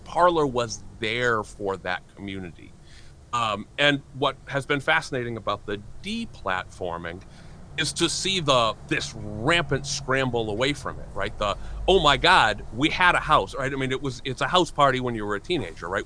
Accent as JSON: {"language": "English", "region": "New Hampshire", "country": "United States", "tie": "born or raised there", "said": "a 17 year old white kid growing up in New Hampshire"}